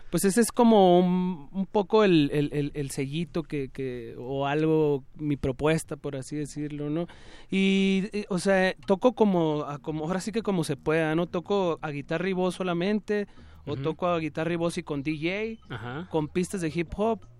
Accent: Nogales, Sonora, Mexico; also born or lived in Hermosillo; yo soy de Nogales. Del, bueno, pues también viví ahí

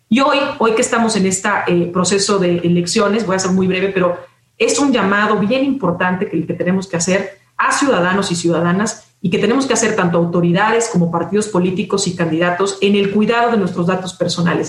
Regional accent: Mexico; como mexicanos, mexicanas

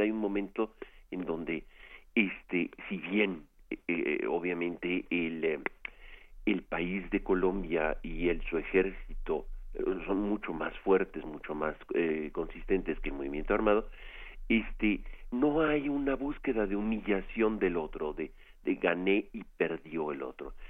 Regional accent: Mexico; nosotros como mexicanos

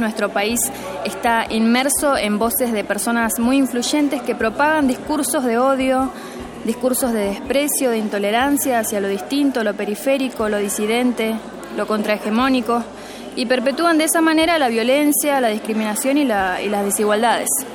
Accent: Buenos Aires Province, Argentina; soy del partido de Seiza en Buenos Aires

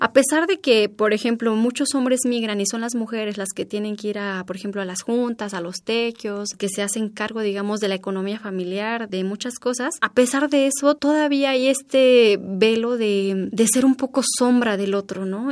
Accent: Oaxaca, Mexico; como una oaxaqueña

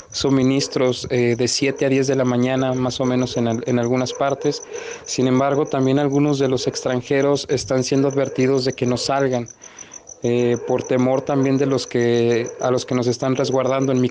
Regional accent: Mexico; me entero en ese entonces cuando yo ingreso que somos aproximadamente 30 mexicanos varados

